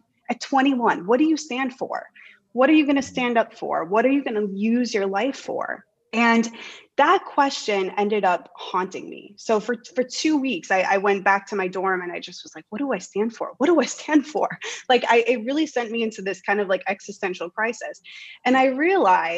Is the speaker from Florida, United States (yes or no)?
no; the middle of Wisconsin, United States; moved away as an adult; now in Denmark; I could always go back to my hometown and teach